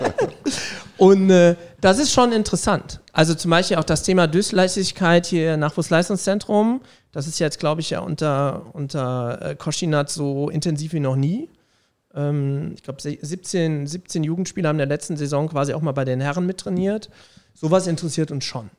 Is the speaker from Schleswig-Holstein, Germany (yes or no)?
no; Vallendar, Rhineland-Palatinate, Germany; moved away as an adult; also born or lived in Saarbrücken / Trier / Bonn / Cologne; now in Saarland, Germany; Ich komme quasi aus Fallendar. Das ist bei Koblenz.